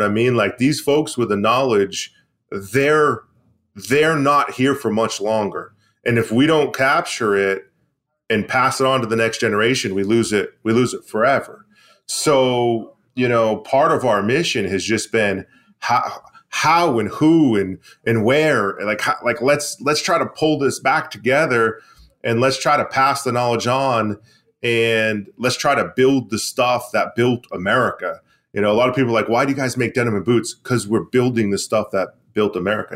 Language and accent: English; Maine, United States; bring manufacturing back to my hometown, back to Maine, back to New England